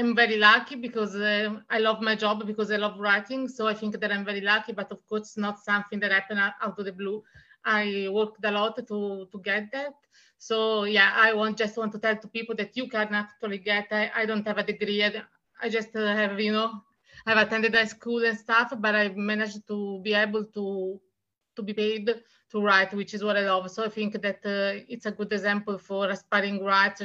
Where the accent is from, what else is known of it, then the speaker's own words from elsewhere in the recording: Italy; English is a second language; I'm from Italy, and I am a writer, and I've published 4 books, 3 books in Italian